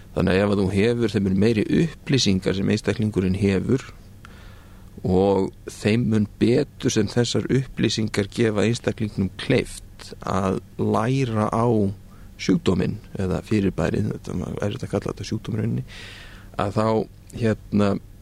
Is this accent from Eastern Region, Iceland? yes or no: no; Reykjavík, Capital Region, Iceland; moved away as an adult; also born or lived in United Kingdom; ég er nú bara úr Reykjavík um, Ég er sem sagt fættur 1975 um, ólst upp í Vesturbænum